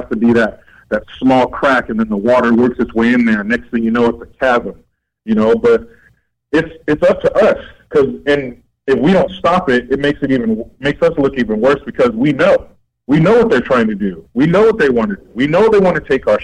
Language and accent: English; United States; I'm an American